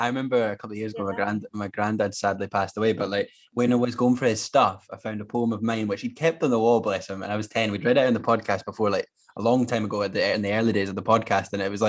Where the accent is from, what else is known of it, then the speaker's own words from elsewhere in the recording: Scotland, United Kingdom; especially as a Scot, like, nationality is quite an important part of my identity